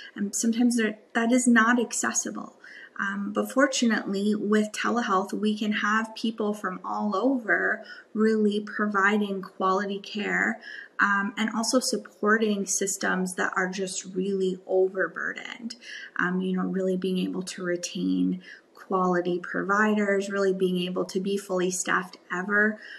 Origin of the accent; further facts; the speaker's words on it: Wisconsin, United States; I grew up in Wisconsin, um, the Midwest